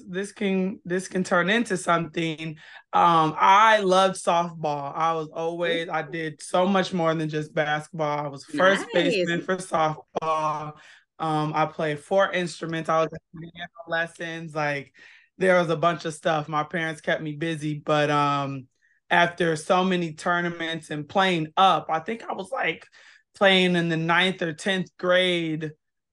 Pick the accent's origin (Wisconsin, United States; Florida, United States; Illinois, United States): Wisconsin, United States; Kenosha; moved away as an adult; I am born and raised in Kenosha, Wisconsin. Been in a lot of states, but that's my hometown.